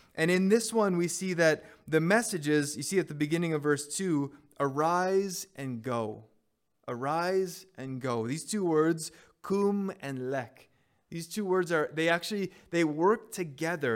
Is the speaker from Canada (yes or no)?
yes; Montreal, Quebec, Canada; moved away; my high school years, I grew up in Montreal.